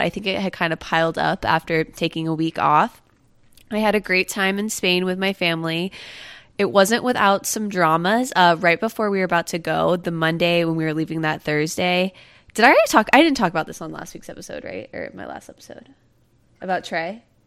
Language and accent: English; Satellite Beach, Florida, United States; moved away; I'm from Satellite Beach.